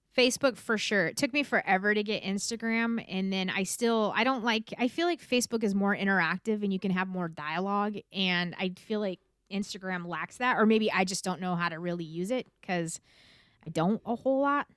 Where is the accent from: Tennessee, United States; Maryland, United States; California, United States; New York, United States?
California, United States; I was born and raised in California